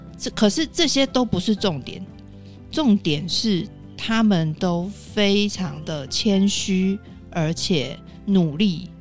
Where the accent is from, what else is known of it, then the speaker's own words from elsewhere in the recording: Hong Kong; 在香港我们叫它“十时森林”